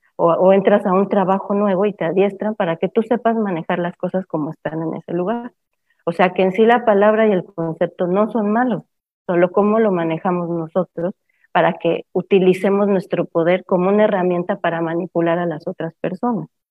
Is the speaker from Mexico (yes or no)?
yes; Mexico; moved away; also born or lived in Cancún, Mexico / San Cristóbal de las Casas, Mexico / Guatemala; soy de origen mexicana